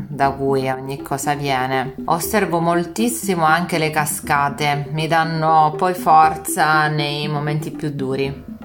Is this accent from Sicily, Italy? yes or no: yes; Messina, Sicily, Italy; now in Milan, Italy; Vengo da Messina, vivo per lavoro e anche per opportunità culturali a Milano e ho questi due cuori, diciamo